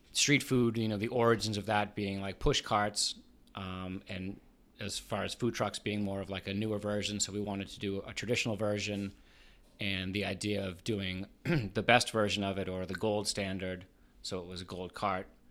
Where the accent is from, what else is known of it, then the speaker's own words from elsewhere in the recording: Boston, Massachusetts, United States; moved away as an adult; now in Richmond, United States; I grew up right outside of Boston